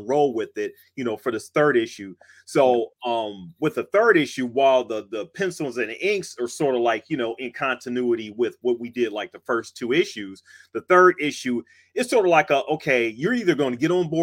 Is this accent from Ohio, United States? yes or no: yes; Cleveland, Ohio, United States; moved away as an adult; now in Pittsburgh, United States; I actually live in Pittsburgh. I'm from Cleveland and everything, but I've been here for like about 25 years now.